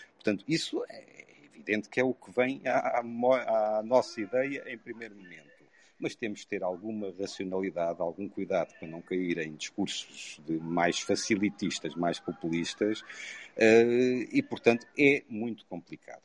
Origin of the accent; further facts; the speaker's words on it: Covilhã, Centro, Portugal; now in Lisbon, Portugal; Sou, apesar de viver há longos anos em Lisboa, sou da Beira Baixa, sou da Covilhã